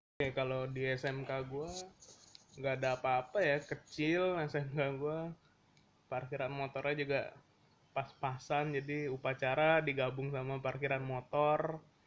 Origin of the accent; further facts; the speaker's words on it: Jakarta, Indonesia; kita kan orang Jakarta